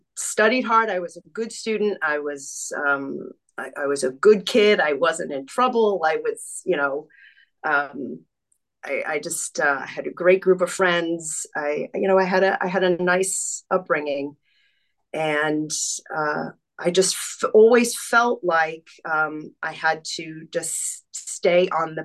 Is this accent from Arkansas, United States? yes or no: no; Long Island, New York, United States; I grew up on Long Island, New York.